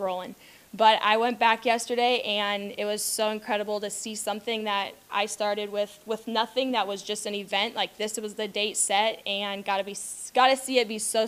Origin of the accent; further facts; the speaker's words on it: Platte Center, Nebraska, United States; I am from Platte Center, Nebraska.